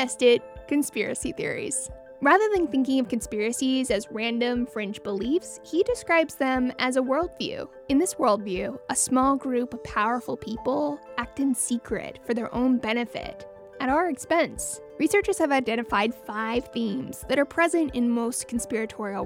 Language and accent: English; Washington, United States; When I was a kid growing up in Washington State